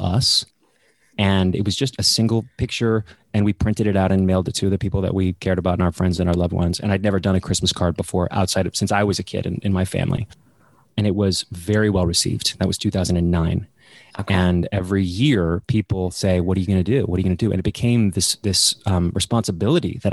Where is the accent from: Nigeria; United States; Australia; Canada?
United States; Dallas, Texas; moved away as an adult; now in England; I'm from Dallas, Texas